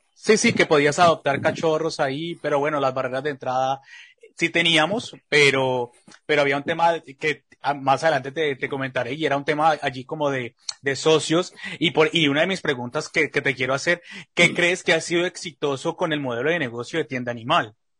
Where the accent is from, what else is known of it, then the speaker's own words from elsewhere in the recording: Colombia; yo que soy colombiano